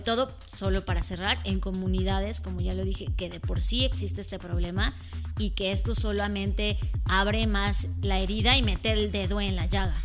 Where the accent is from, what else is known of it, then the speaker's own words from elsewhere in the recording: Mexico; como los mexicanos somos